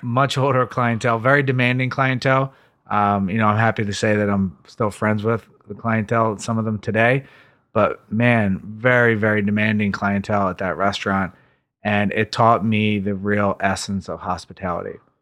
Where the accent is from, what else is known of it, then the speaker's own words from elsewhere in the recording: Philadelphia, Pennsylvania, United States; I grew up just outside of Center City, Philadelphia, in a place called East Falls